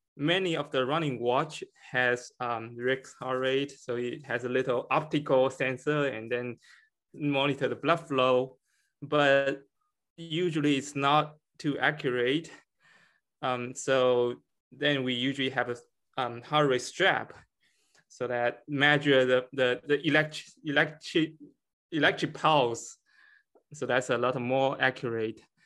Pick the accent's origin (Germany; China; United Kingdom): China; moved away as an adult; now in Connecticut, United States; I'm from, I was born in China and I came to United States for my P H D in chemistry